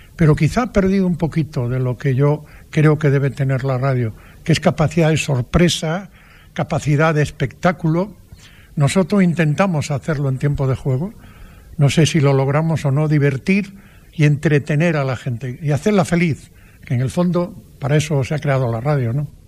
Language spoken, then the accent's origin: Spanish; Padrón, Galicia, Spain; en mi pueblo, en Padrón, había una plazuela delante de mi casa donde yo jugaba todos los días